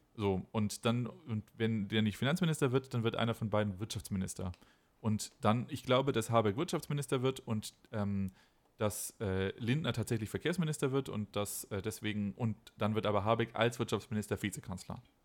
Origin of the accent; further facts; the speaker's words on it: Baden-Württemberg, Germany; now in Rhineland-Palatinate, Germany; ich bin ja schon gebürtiger Baden-Württemberger, aber ich wohne jetzt in Rheinland-Pfalz